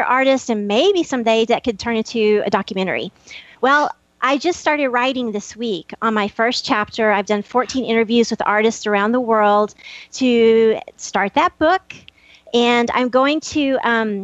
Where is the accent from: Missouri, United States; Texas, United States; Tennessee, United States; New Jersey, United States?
Texas, United States; Happy; I'm from Happy, Texas, the town without a frown